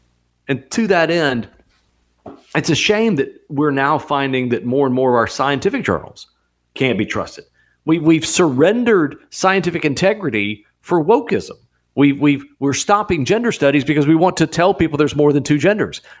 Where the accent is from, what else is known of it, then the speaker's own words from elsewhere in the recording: United States; We're Americans